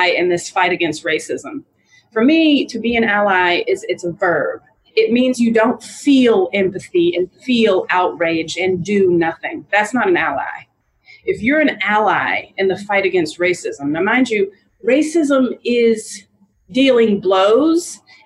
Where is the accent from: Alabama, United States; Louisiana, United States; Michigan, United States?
Alabama, United States; Montgomery; also born or lived in Atlanta, Georgia; I was born in Atlanta, Georgia, grew up in Montgomery, Alabama